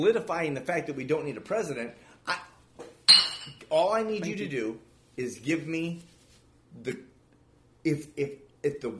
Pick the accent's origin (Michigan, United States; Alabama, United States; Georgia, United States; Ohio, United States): Michigan, United States; moved away; I'm from Michigan